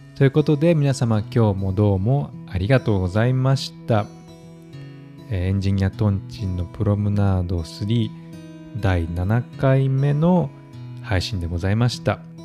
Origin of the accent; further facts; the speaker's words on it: Kansai, Japan; now in Stockholm, Sweden; 私は関西出身なので子供の頃から漫才や吉本新喜劇などを見て育ちました